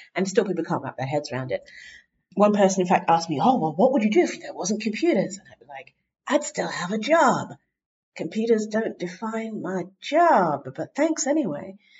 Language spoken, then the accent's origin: English; England, United Kingdom; moved away as an adult; I'm from England